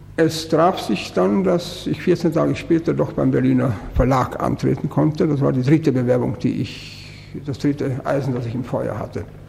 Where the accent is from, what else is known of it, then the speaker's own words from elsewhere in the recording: Brno, South Moravian Region, Czechia; moved away as an adult; now in Germany; in meine Heimat gefahren. Bin am vierundzwanzigsten Juni in Brünn gewesen und stand vor meinem Wohnhaus